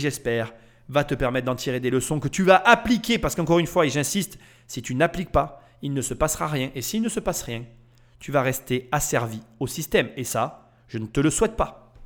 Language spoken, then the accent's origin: French; Nîmes, Occitania, France; je viens de la ville de Nîmes